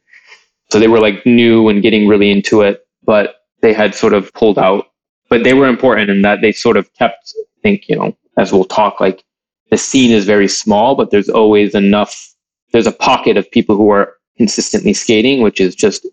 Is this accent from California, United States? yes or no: no; Troy, Michigan, United States; also born or lived in Palestine; I was born in Palestine, but I moved to this place called Troy when I was 2, which was an interesting sort of shapeshift in a way. And I spent most of my youth and early adult life there